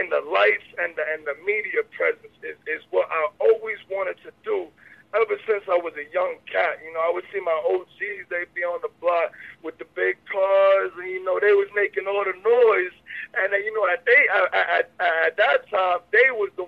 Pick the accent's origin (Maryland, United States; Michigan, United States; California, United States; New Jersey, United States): New Jersey, United States; Jersey City; I was born in Jersey City, New Jersey in 1994 in Christ Hospital in the Heights. That's in the Heights, Jersey City